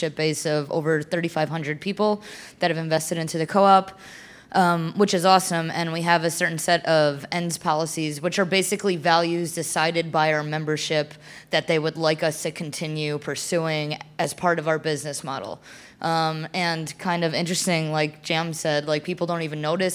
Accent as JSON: {"language": "English", "region": "New Jersey", "country": "United States", "moved": "yes", "lives_now": "Austin, United States", "said": "I'm from New Jersey."}